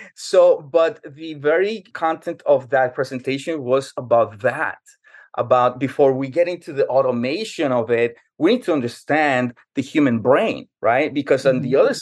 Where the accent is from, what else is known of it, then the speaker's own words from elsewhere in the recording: New York City, New York, United States; now in Jacksonville, United States; I grew up in New York City, and for 15 years, I endured the brutal winter cold of New York.